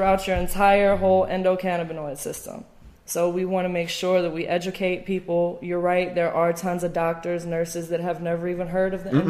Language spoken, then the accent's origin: English; Atlanta, Georgia, United States; being from Atlanta